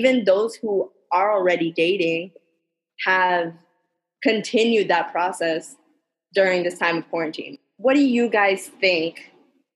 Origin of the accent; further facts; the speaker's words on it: Miami, Florida, United States; I'm Cuban American, so I'm going to give my little Miami